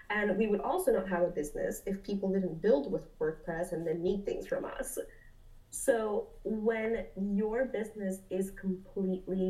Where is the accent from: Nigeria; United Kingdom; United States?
United States; North Broward County, Florida; also born or lived in Lima, Peru; I was raised by a single mom in North Broward County, which is about 45 minutes north of Miami